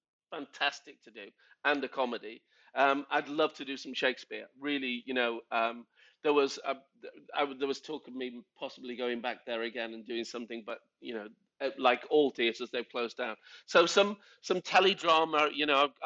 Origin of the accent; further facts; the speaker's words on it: Liverpool, North West England, United Kingdom; moved away as an adult; also born or lived in London; now in Stockport, United Kingdom; I grew up in Liverpool when the … were coming right through